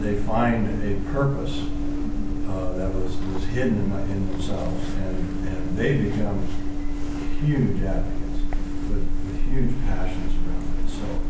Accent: the West, United States; I come from the West

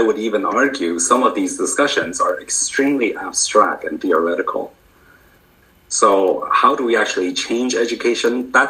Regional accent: Canada; moved away as an adult; also born or lived in United States; now in United Kingdom; than my home country of Canada

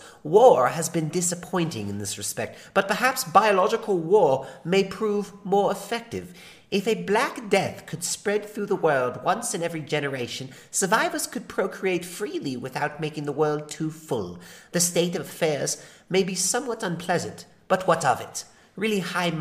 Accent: California, United States; accent: California; my California retard accent nasally voice

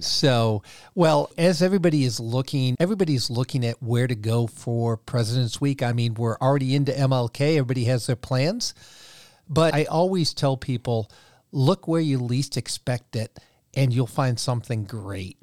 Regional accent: New York, United States; moved away; go home to my home state, even though I haven't lived there for an awful long time

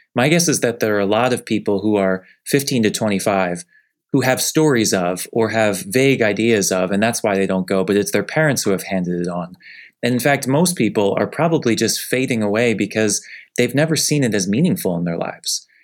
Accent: Northeast, United States; now in Southeast, United States; I grew up in the Northeast, where we can all say that the church is sef-, definitely fading

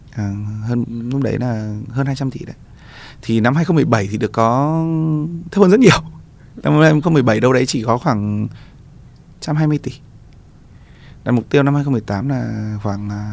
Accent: Vietnam; mình là người Việt Nam

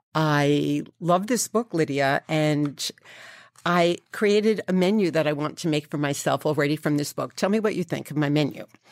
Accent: New York City, New York, United States; I grew up in Fresh Meadows, Queens

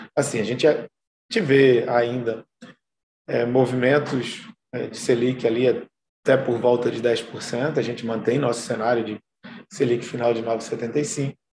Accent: Brazil; A gente, como brasileiro

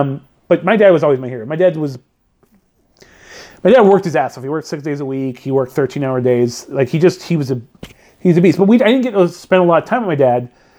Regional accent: Redlands, California, United States; we went to this theater in my hometown, which is no longer a theater now. I think it's like a Pilates place for rich white women. But it was the Rainbow Theater in Redlands, California

